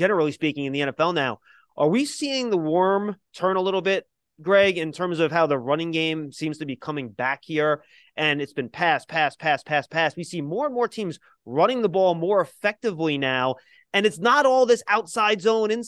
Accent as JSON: {"language": "English", "town": "New York City", "region": "New York", "country": "United States", "tie": "born or raised there", "said": "I was born in Brooklyn"}